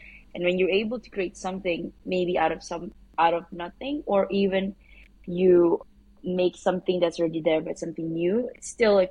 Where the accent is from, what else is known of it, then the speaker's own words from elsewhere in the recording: Malaysia; I'm originally Malaysian, but by blood I am Filipino.